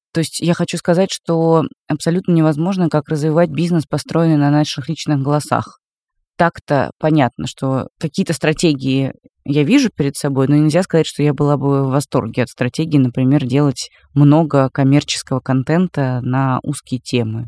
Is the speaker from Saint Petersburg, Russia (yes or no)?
no; Moscow, Russia; Как москвичка